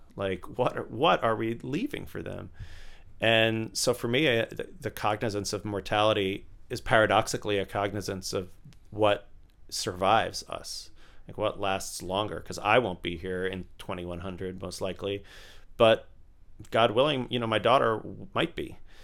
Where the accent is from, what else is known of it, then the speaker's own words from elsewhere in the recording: Tampa, Florida, United States; moved away; I grew up in Tampa, Florida